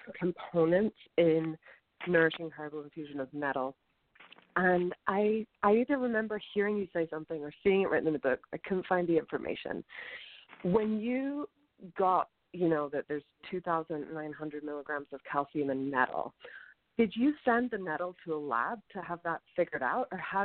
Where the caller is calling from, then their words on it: New York City, New York, United States; I'm calling from Brooklyn.